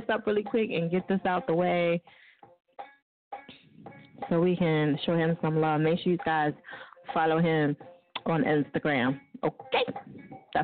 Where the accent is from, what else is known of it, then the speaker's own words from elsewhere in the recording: New Jersey, United States; I'm from Jersey. We mispronounce everything